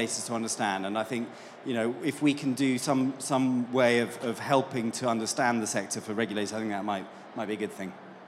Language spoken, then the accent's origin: English; United Kingdom; And as you can probably tell from my accent, I'm not from these parts. I'm from the UK.